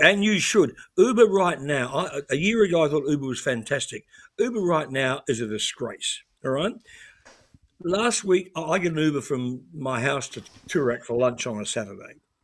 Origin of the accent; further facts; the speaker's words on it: New Zealand; moved away as an adult; now in Australia; I grew up in New Zealand